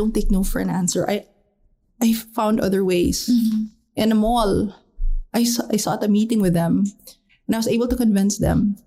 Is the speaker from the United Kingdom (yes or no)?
no; Dumaguete, Negros Oriental, Philippines; my hometown of Dumaguete